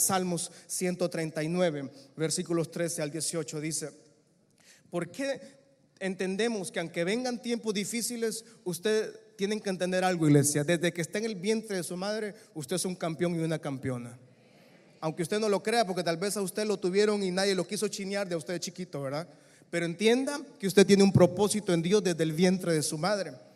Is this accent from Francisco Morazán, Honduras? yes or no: no; San Pedro Sula, Cortés, Honduras; yo nací en el Social Security Center, mejor conocido como Seguro Social. En esa camilla que yo nací, hayan nacido seguramente medio San Pedro Sula